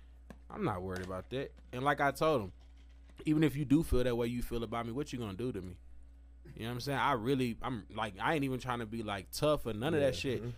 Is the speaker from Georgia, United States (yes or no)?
no; Tennessee, United States; also born or lived in Mississippi; now in Albuquerque, United States; I'm from Tennessee. I was born in Mississippi, but I grew up in Tennessee. So I just tell everybody I'm from Tennessee because that's really what I know. So, but Albuquerque, my home, though.